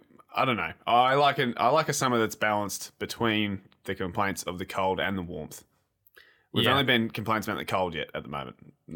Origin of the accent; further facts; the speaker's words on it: Geelong, Victoria, Australia; I was born in Geelong. You're right, Will. It was way back in July 1994 at St. John of God Hospital.